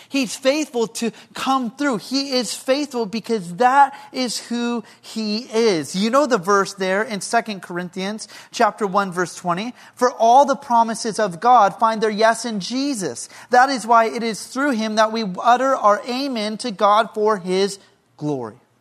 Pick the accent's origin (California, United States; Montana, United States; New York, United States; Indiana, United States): California, United States; Lompoc; moved away; my hometown of Lompoc